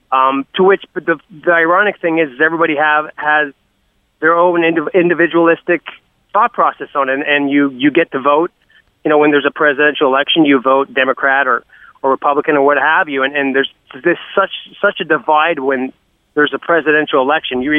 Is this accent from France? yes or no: no; Canada; I don't give a shit. I'm Canadian.